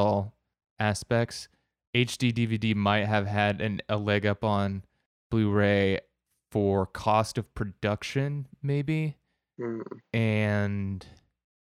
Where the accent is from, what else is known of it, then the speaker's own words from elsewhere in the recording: Cedar Rapids, Iowa, United States; my hometown